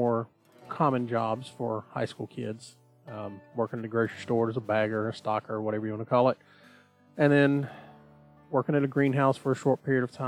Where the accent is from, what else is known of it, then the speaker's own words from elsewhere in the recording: Southeast Georgia, United States; I was born here in Southeast Georgia, and that's where I've spent the majority of my life